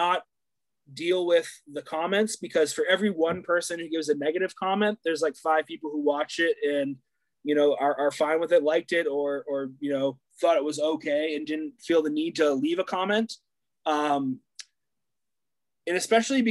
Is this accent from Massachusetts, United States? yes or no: no; New Hampshire, United States; growing up in New Hampshire